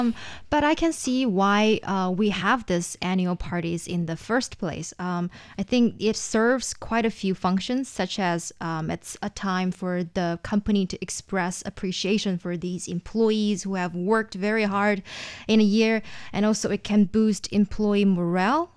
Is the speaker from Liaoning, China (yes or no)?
yes; Shenyang, Liaoning, China; in Shenyang, my hometown